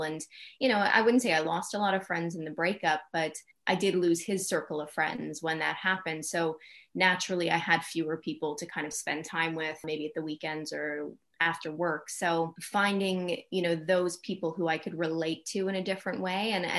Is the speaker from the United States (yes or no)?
no; Canada; now in London, United Kingdom; as a Canadian in London, I feel like I had a lot of like ownership.